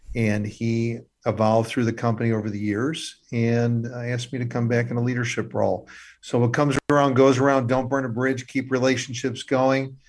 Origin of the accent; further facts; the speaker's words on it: Illinois, United States; I'm actually from Illinois, born and raised